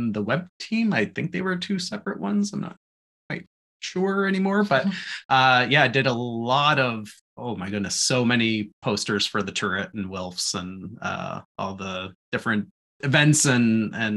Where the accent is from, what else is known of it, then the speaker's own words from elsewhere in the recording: Thornhill, Ontario, Canada; moved away as an adult; also born or lived in Waterloo; I came from Thornhill, which was in the process of just growing exponentially. And Waterloo kind of felt like what Thornhill used to feel like ages ago